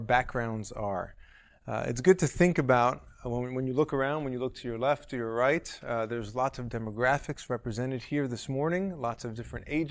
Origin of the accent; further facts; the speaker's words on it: New York City, New York, United States; moved away; I'm from New York originally, from Manhattan